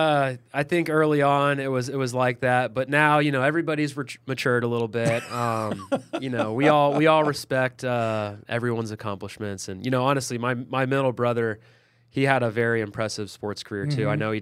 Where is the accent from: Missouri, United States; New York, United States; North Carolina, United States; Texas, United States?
Missouri, United States; Kansas City; I was from Kansas City.